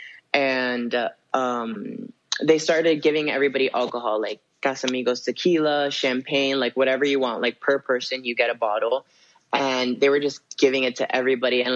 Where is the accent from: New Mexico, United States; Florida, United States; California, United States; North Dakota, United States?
Florida, United States; Miami; now in Los Angeles, United States; I'm from Miami